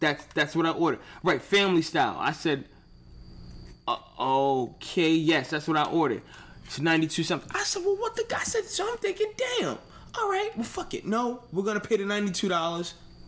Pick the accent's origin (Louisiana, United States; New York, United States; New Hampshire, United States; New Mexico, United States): New York, United States; now in Connecticut, United States; When I came from New York and I went to Connecticut, I was like, oh, I'm in Connecticut.